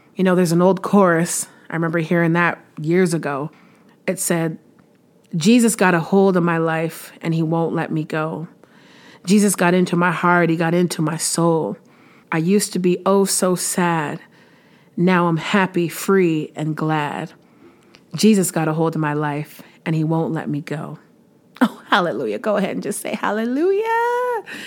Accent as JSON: {"language": "English", "town": "Windsor", "region": "Ontario", "country": "Canada", "tie": "born or raised there", "moved": "as an adult", "lives_now": "Stittsville, Canada", "said": "I was born in Windsor, Ontario, lived there for most of my life uh, until about a year and a half ago when I moved to Stittsville, Ontario, which is a little suburb of Ottawa"}